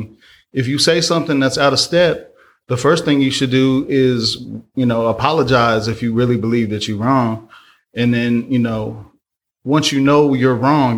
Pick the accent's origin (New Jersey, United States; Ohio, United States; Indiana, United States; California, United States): California, United States; Oakland; I'm from the world. I'm here. I'm from the soil. I'm from Oakland.